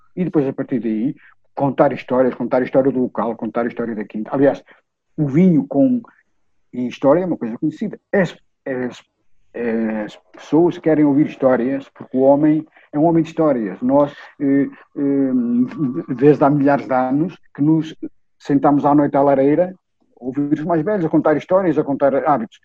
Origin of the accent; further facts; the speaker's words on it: Vila Real, Norte, Portugal; na minha Vila Real